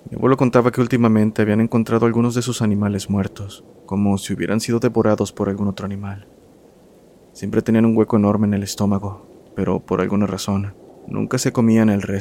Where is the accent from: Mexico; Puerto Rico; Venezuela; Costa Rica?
Costa Rica; Hola comunidad … soy de Costa Rica. Mi familia es de un lugar que actualmente está un poco más comercializado, llamado Nicoya, el cual antes era un pueblo bastante pequeño.